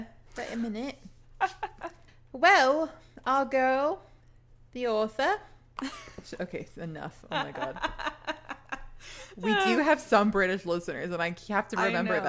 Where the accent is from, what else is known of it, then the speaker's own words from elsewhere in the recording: Texas, United States; I am from Texas.